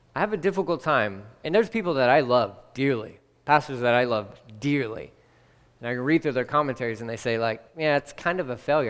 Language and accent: English; Texas, United States; I'm from Texas, but born and raised